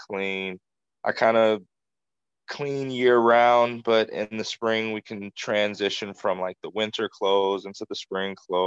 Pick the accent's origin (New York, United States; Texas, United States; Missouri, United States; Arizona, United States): Texas, United States; Dallas; now in Flint, United States; I'm from Dallas, Texas, but I live in Flint, Michigan right now.